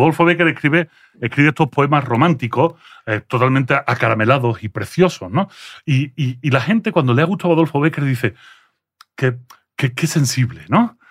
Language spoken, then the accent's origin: Spanish; Andalusia, Spain; accent: Andalusian; first language French; Spanish is a second language; moved away as an adult; also born or lived in Belgium / Seville; now in Mexico; yo no nací en España, yo nací en Bélgica, mis padres eran emigrantes andaluces en Bélgica. Cuando llego a Bélgica, eh, llego con seis años